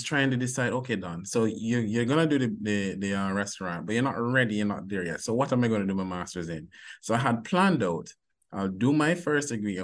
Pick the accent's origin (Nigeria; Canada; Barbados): Barbados; accent: Bajan; moved away as an adult; now in Jamaica; I'm originally from Barbados. So I went to high school in Barbados